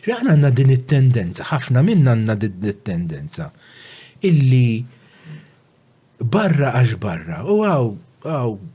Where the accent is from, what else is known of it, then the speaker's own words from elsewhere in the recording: Malta; also born or lived in Żebbuġ; Jiena meta iddeċidejt li nibqa' Malta